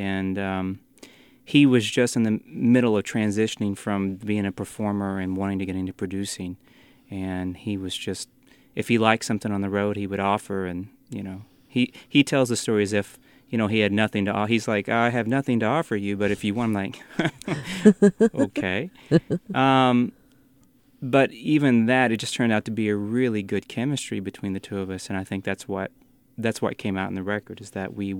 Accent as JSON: {"language": "English", "region": "Eastern Kentucky", "country": "United States", "tie": "born or raised there", "said": "I grew up in Eastern Kentucky."}